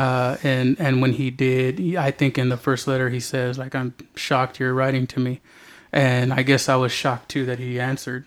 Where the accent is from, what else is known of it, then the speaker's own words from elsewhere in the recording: Alhambra, California, United States; now in San Antonio, United States; I'm originally from Alhambra, California. But my family's from here